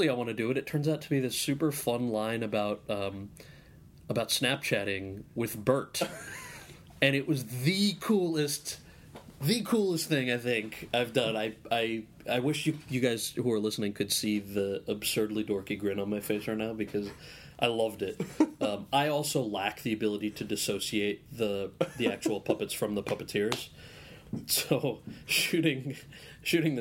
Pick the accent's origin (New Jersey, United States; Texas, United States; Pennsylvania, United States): New Jersey, United States; I was born and raised in New Jersey.